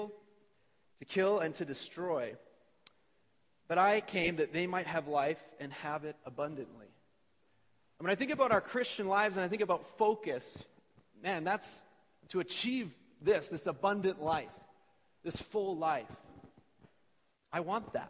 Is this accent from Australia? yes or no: no; Edmonton, Alberta, Canada; I grew up in Edmonton. Jalene and I both are born and raised Alberta people